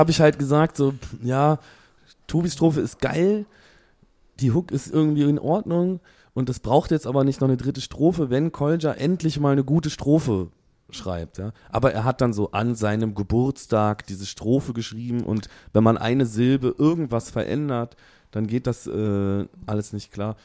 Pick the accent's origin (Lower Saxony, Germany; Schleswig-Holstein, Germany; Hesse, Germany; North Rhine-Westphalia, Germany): North Rhine-Westphalia, Germany; Aachen; … und ich, wir kommen ja aus Aachen